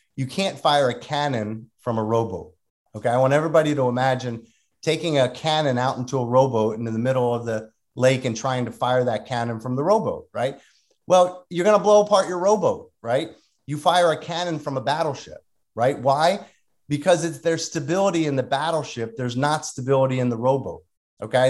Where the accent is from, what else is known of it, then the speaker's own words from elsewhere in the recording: Delran, New Jersey, United States; I grew up in a small town called Delran